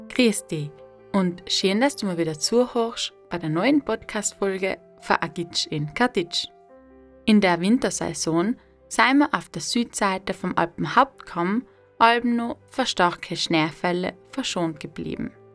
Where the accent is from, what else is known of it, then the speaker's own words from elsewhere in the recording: South Tyrol, Trentino-Alto Adige, Italy; meiner Heimat Südtirol